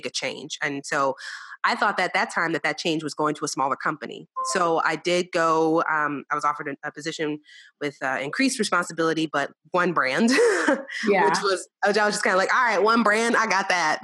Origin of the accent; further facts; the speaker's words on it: New Orleans, Louisiana, United States; now in Texas, United States; I was very Southern. I'm from New Orleans. That's my home. And I live in Texas